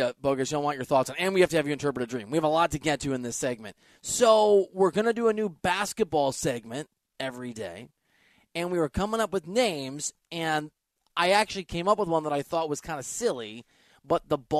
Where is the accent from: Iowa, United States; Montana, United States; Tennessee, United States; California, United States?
Iowa, United States; Dubuque; I used to catch turtles in the Mississippi River when I was a kid from Dubuque